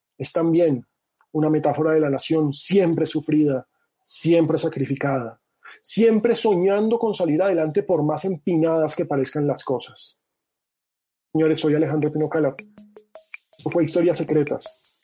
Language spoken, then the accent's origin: Spanish; Colombia